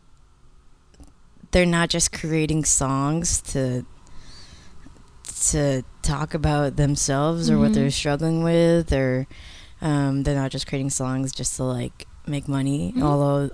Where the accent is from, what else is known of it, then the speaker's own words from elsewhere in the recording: Chicago, Illinois, United States; I'm originally from Chicago.